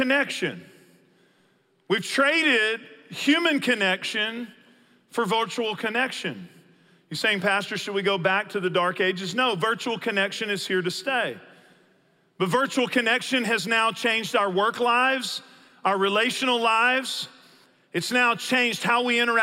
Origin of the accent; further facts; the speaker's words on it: Northeast Texas, United States; I grew up in Northeast Texas